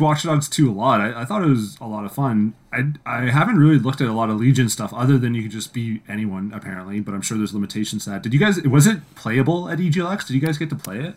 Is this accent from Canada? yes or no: yes; Canada; as Canadian game devs